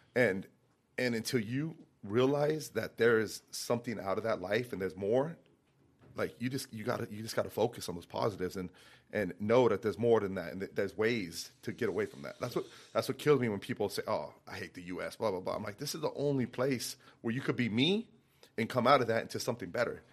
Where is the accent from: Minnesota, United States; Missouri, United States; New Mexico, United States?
New Mexico, United States; Santa Fe; moved away; I was born and raised in Santa Fe, New Mexico